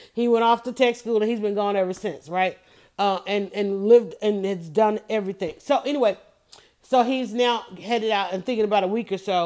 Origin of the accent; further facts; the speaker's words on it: Atlanta, Georgia, United States; I grew up in Fulton County